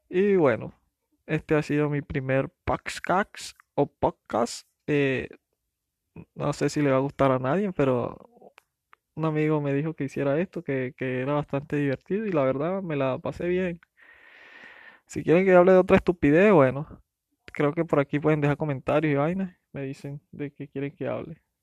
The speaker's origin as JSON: {"language": "Spanish", "country": "Venezuela", "said": "pero es que estoy hablando de inmigración y soy venezolano, siempre me voy a Venezuela, a Venezuela"}